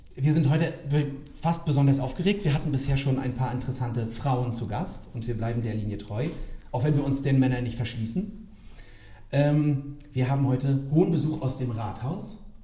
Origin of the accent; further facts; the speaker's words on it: Rostock, Mecklenburg-Vorpommern, Germany; Ich bin gebürtiger Lichtenheger.